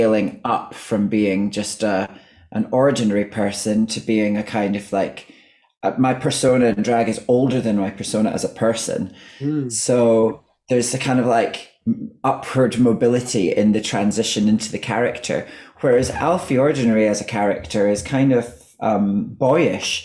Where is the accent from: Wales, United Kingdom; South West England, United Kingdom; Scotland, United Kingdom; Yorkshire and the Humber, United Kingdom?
Scotland, United Kingdom; accent: Scottish; now in London, United Kingdom; my accent becomes less Scottish